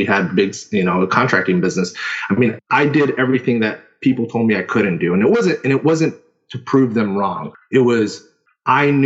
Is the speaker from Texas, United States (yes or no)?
yes; Houston, Texas, United States; now in Sarasota, United States; I'm originally from Houston, Texas